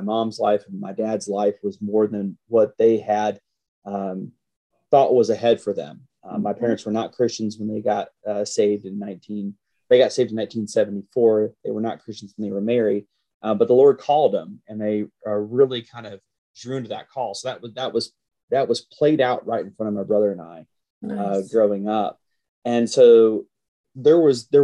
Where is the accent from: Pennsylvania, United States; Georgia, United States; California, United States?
Georgia, United States; Carrollton; born or raised there; moved away as an adult; also born or lived in Grand Rapids, Michigan